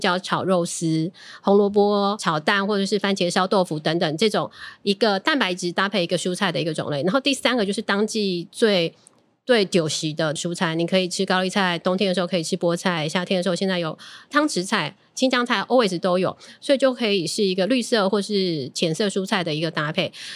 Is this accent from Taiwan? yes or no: yes; Tainan, Taiwan; 我们台南人